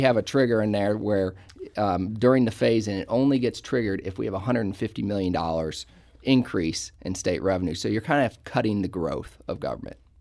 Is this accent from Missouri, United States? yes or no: yes; Ballwin, Missouri, United States; I grew up in Baldwin, so I've lived in Saint Louis County virtually my entire life